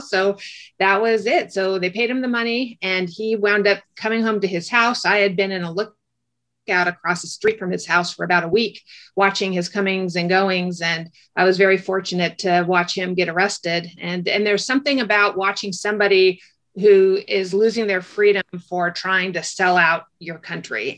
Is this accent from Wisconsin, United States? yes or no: no; Orange County, California, United States; I grew up in Orange County, California